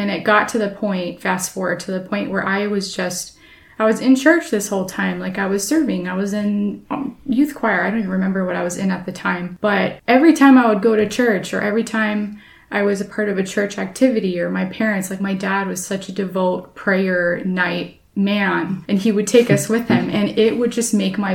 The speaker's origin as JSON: {"language": "English", "town": "Portland", "country": "United States", "tie": "born or raised there", "said": "I grew up at church in Philadelphia, at Philadelphia Church in Portland"}